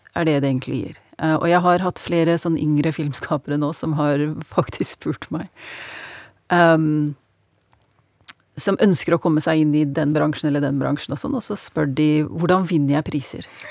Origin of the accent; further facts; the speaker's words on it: Norway; moved away; jeg snakker norsk, jeg var jo født og oppvokst her